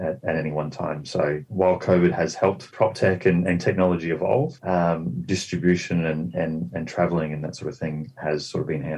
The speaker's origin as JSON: {"language": "English", "country": "Australia", "moved": "yes", "said": "I'm Australian, and I've got a lot of background in the property scene there"}